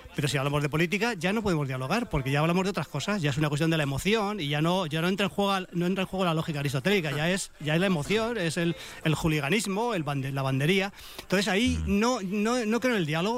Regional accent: Madrid, Community of Madrid, Spain; qué secos soy los madrileños

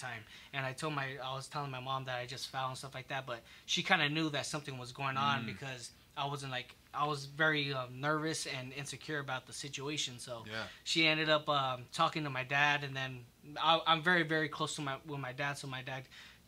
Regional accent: South El Monte, California, United States; I grew up in South Amani, born and raised.

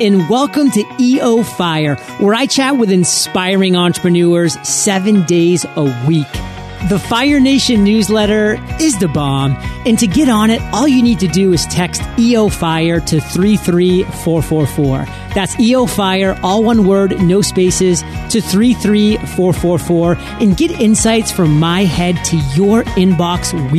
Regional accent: Maine, United States; You know, I'm from Maine, so I resonate with New Hampshire. I resonate with Worcester.

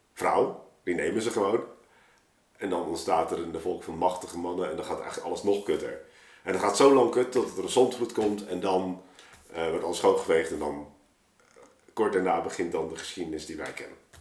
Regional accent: Rotterdam, South Holland, Netherlands; we zijn geen Amsterdammers hier

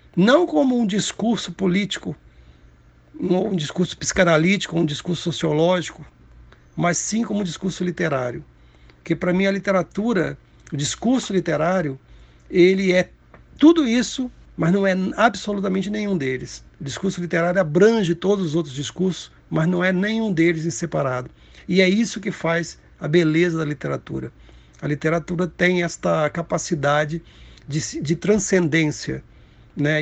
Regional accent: Cataguases, Minas Gerais, Brazil; Cataguases, que é a minha cidade natal

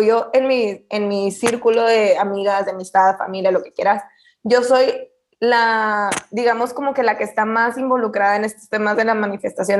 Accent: Camargo, Chihuahua, Mexico; Yo soy de Chihuahua y, bueno, vivo en un pueblo, mi casa familiar está en Camargo, es un pueblito

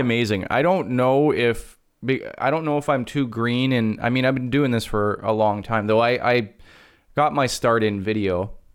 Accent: Canada; I'm Canadian

